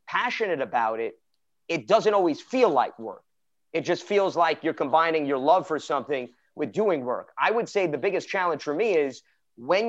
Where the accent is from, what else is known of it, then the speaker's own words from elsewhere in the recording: New York City, New York, United States; I was born and bred in Brooklyn, New York